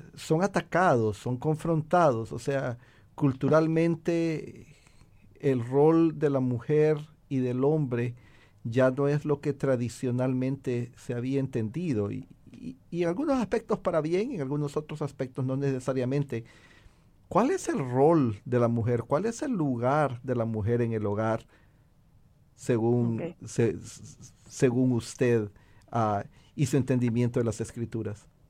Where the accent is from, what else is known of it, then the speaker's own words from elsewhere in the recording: Honduras; now in United States; mi país natal, Honduras y también aquí en Estados Unidos